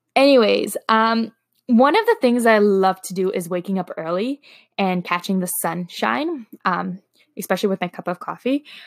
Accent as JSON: {"language": "English", "town": "Toronto", "region": "Ontario", "country": "Canada", "tie": "born or raised there", "first_language": "Slovak", "second_language": "English", "said": "I am from Toronto, Canada, born and raised."}